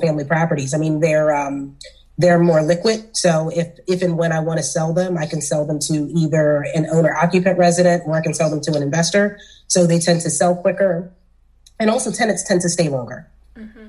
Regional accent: Philadelphia, Pennsylvania, United States; I'm from South Philly. I'm from the hood

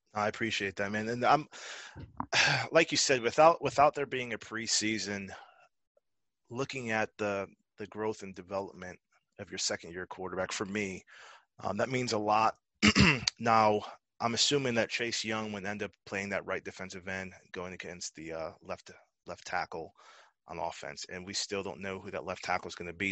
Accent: Connecticut, United States; I'm from Connecticut.

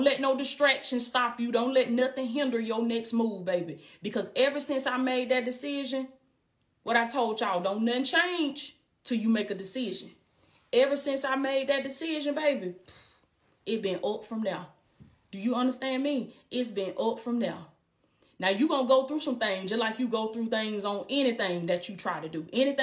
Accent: Blakely, Georgia, United States; I came from Blakely, Georgia, a small town in Southwest Georgia, baby. I came from Blakely, Georgia, little bitty town that don't nobody know nothing about, little bitty down south country girl.

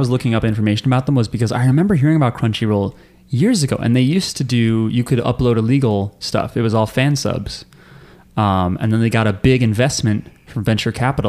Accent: Belgium; now in United States; But now I'm a citizen. {S2} What? {S1} That's right, I'm from Belgium originally.

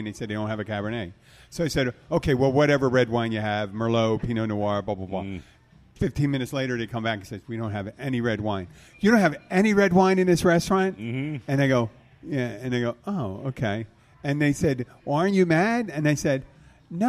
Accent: Philadelphia, Pennsylvania, United States; now in Florida Keys, United States; I'm from Philadelphia

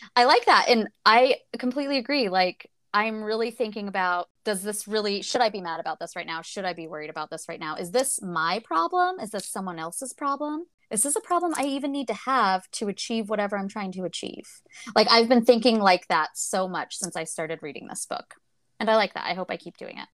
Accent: United States; I'm from America, from the United States

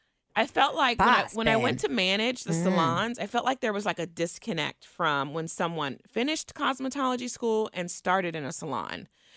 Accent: Cincinnati, Ohio, United States; also born or lived in Indiana; I grew up in Kennedy Heights.

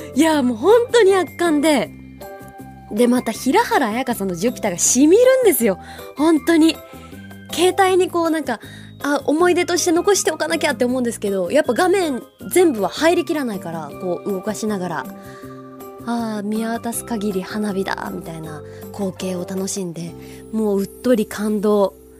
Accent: Hokuriku, Japan; moved away; also born or lived in Tokyo; 北陸出身

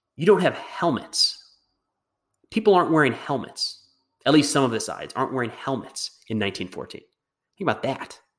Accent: United States; as an American

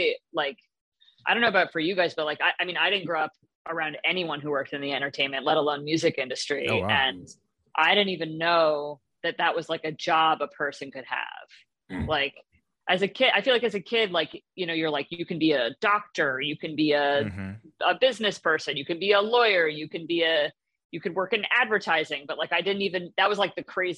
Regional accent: New York, United States; moved away as an adult; now in Los Angeles, United States; I grew up in New York and then lived in the city for a while

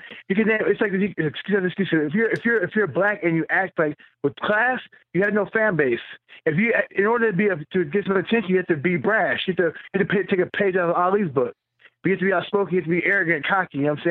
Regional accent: Murfreesboro, Tennessee, United States; I fought him in Nashville, Tennessee, where I was born outside Nashville, in Murfreesboro, Tennessee.

